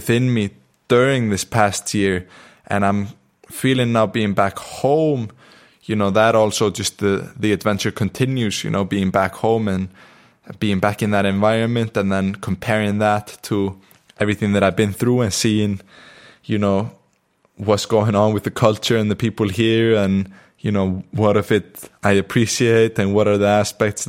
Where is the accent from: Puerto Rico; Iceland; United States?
Iceland; accent: Icelandic; moved away; I'm in Iceland. I'm in my hometown. I'm with my family at the moment